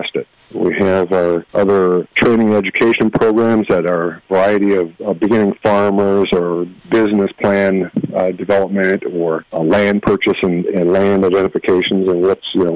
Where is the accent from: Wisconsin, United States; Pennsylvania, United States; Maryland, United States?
Wisconsin, United States; Woodville; my hometown of Woodville